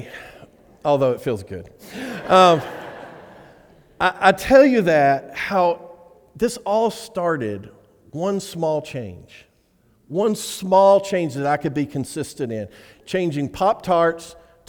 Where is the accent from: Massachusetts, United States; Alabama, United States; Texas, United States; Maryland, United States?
Alabama, United States; I'm from Alabama